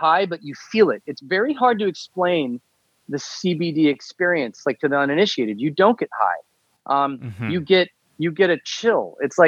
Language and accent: English; Midwest, United States; moved away as an adult; now in Los Angeles, United States; from age 14 or 12 until 22, my 10 years in living in the Midwest, when I'm a broke high school college kid